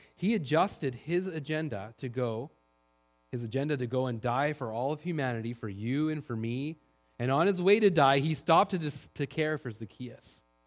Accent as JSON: {"language": "English", "town": "Duncan", "region": "British Columbia", "country": "Canada", "tie": "born or raised there", "moved": "yes", "lives_now": "Langley, Canada", "said": "I grew up in Duncan"}